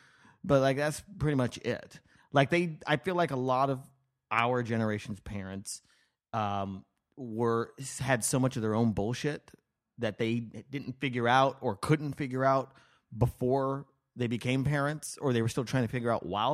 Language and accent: English; Las Vegas, Nevada, United States; also born or lived in New Mexico; I was born in New Mexico, and then I moved to Las Vegas.